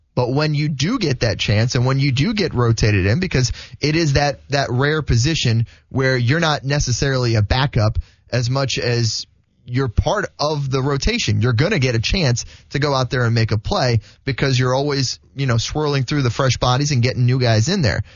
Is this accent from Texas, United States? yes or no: no; South Florida, United States; I grew up in South Florida